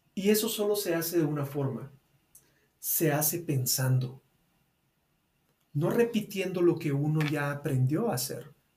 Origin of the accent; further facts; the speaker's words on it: Guatemala; acá en Guatemala, en mi país